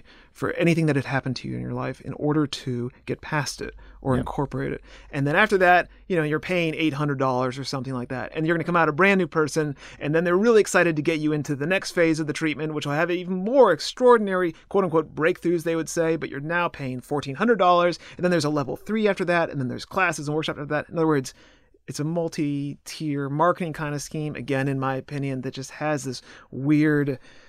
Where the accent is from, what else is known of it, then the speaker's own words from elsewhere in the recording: Connecticut, United States; also born or lived in Nashville / Chicago; I grew up in Connecticut mostly, a little bit in Nashville, a little bit in Chicago.